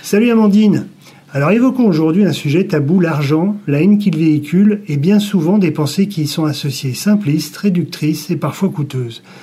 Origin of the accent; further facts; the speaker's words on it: Lyon, Auvergne-Rhône-Alpes, France; on est lyonnais